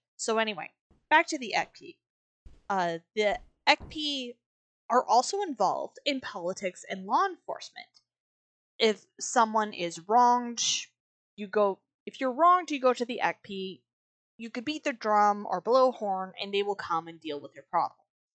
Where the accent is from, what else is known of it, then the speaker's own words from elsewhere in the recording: West Coast, British Columbia, Canada; moved away; also born or lived in Treaty 4 territory (Saskatchewan); we grew up on the West Coast, so we got a lot of raven stories.